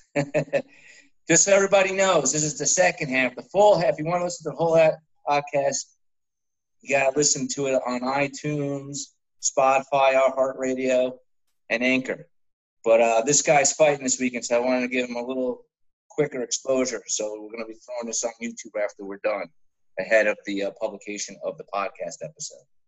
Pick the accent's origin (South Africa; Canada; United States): United States; New Jersey; I'm from Jersey